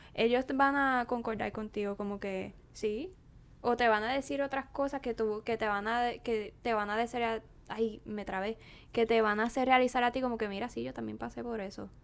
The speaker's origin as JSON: {"language": "Spanish", "town": "Naranjito", "country": "Puerto Rico", "also_born_or_lived": "Corozal, Puerto Rico", "moved": "as an adult", "lives_now": "United States", "said": "yo vengo de Naranjito y Corozal"}